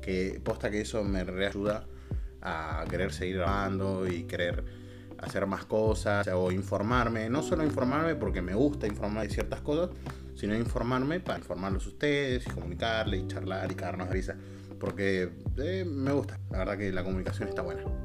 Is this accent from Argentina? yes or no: yes; Bera, Buenos Aires Province, Argentina; yo soy de zona sur, soy de Vera